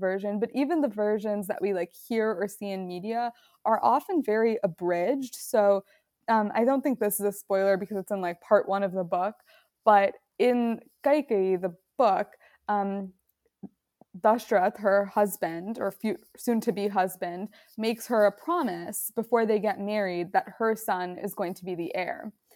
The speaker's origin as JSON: {"language": "English", "town": "Roselle", "region": "Illinois", "country": "United States", "tie": "born or raised there", "also_born_or_lived": "Chicago", "moved": "yes", "said": "I grew up in the suburbs. I grew up in Roselle"}